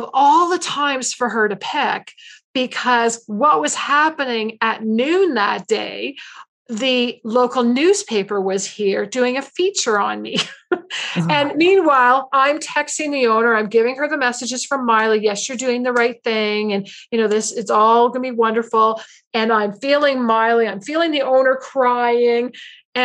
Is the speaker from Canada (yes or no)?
yes; Canada; I'm Canadian.